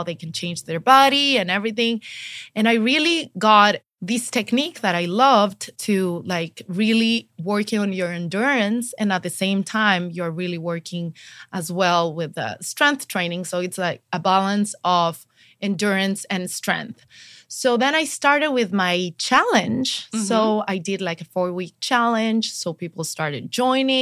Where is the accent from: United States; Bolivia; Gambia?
Bolivia; moved away; I am from Bolivia.